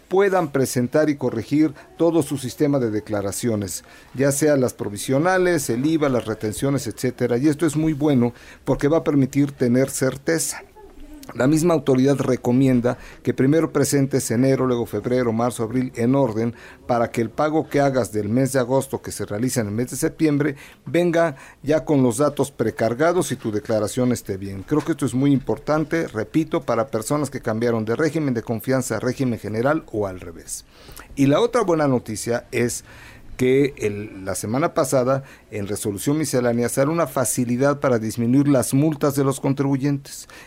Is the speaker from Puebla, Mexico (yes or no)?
yes; Puebla, Mexico; soy de Puebla y estoy triste porque nada más empata y empata.